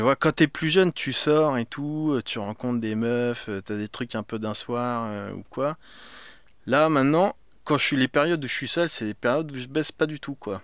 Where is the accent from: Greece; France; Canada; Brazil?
France; now in Paris, France; je suis français, j'ai grandi en province.